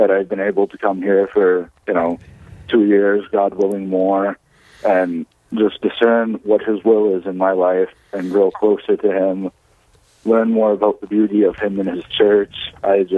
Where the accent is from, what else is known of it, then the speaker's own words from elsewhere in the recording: Langdon, North Dakota, United States; moved away as an adult; now in Seward, United States; I'm originally from Langdon, North Dakota. Lived there my entire life up until college